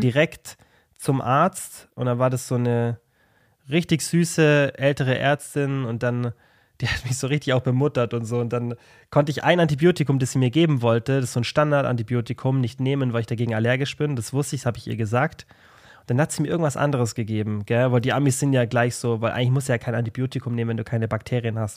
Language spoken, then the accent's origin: German; Germany; bei uns in Deutschland